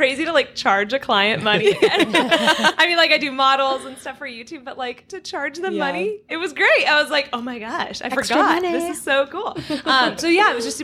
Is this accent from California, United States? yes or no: yes; Orange County, California, United States; born and raised in Orange County, California, which is where we are right now